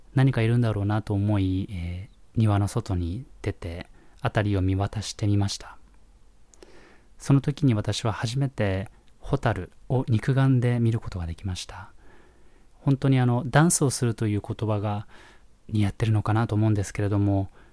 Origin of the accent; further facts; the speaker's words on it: Japan; moved away as an adult; also born or lived in Nebraska, United States; 日本で育った頃